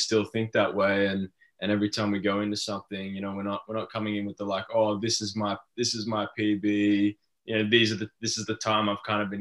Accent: Australia; being Australian

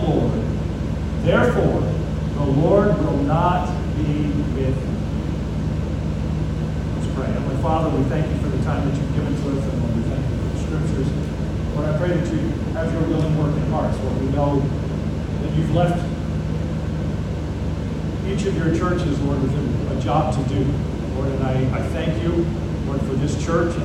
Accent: Grand Forks, North Dakota, United States; moved away as an adult; now in South Africa; I was born in Grand Forks, North Dakota. I lived there for about 18 years between high school and when I went back to South Africa.

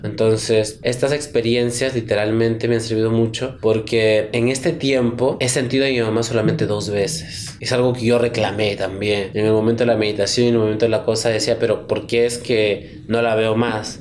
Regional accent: Chachapoyas, Amazonas, Peru; moved away; also born or lived in Chiclayo; somos de Chichapoyas, ella es de allá, su familia está allá

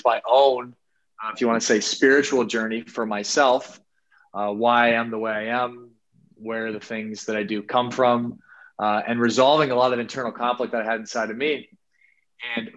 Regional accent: Sioux Falls, South Dakota, United States; I'm from Sioux Falls, South Dakota, man, a spot that not a lot of people are familiar

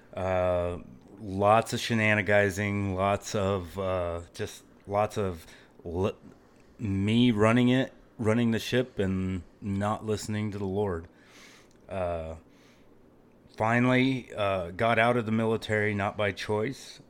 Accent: Phoenix, Arizona, United States; moved away; I am originally from Phoenix, Arizona

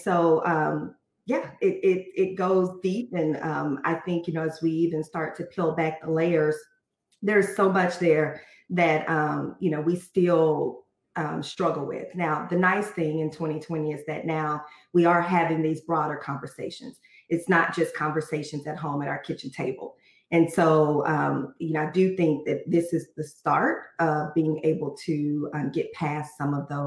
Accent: Fort Worth, Texas, United States; as African-Americans growing up in an area, I'm from Texas, from Fort Worth.

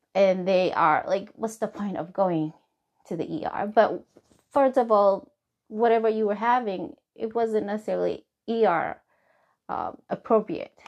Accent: Somalia; English is a second language; now in Hebron, Kentucky, United States; I am from Somali

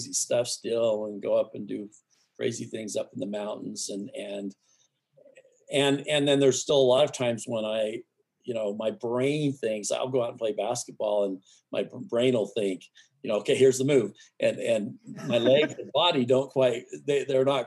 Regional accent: Arizona, United States; now in Jackson Hole, United States; I grew up in Arizona

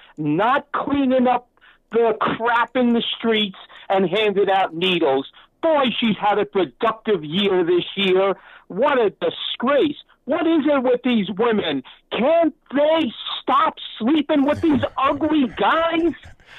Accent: New York City, New York, United States; When I was growing up in Brooklyn

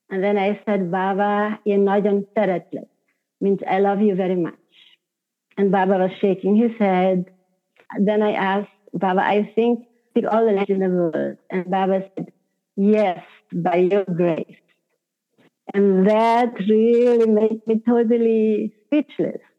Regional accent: Hungary; first language Hungarian; English is a second language; because my language is Hungarian, my mother tongue.

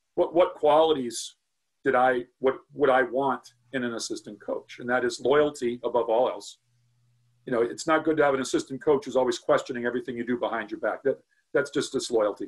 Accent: North Attleboro, Massachusetts, United States; now in Medway, United States; moved from, from North Attleboro, which is my hometown, to, to Medway

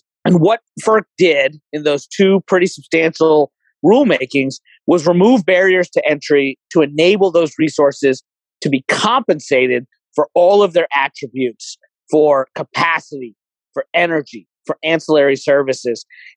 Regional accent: Kentucky, United States; I'm a Republican from Kentucky, from coal country

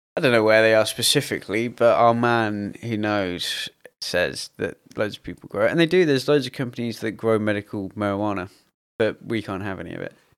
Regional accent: United Kingdom; we as British people

